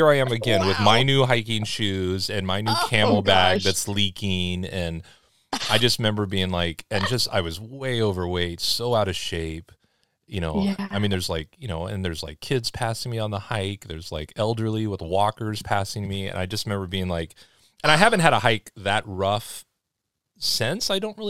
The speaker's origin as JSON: {"language": "English", "town": "Los Angeles", "region": "California", "country": "United States", "tie": "born or raised there", "said": "but like even me growing up in Los Angeles"}